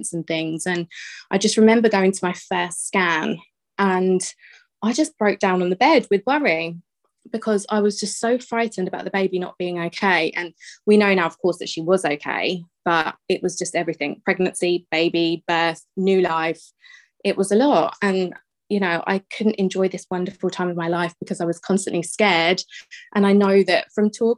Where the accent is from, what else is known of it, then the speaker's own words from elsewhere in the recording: Bedfordshire, East of England, United Kingdom; I am from Bedfordshire